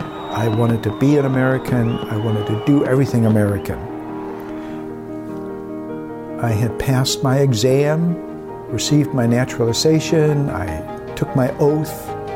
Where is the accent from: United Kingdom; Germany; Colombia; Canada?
Germany; moved away; We also traveled to my hometown, and on the last day in Germany